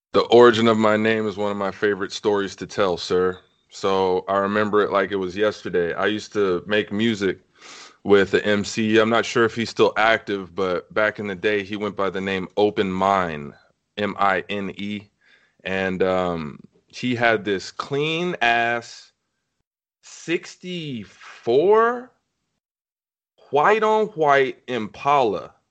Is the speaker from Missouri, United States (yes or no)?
no; Compton, California, United States; I hail from Compton, California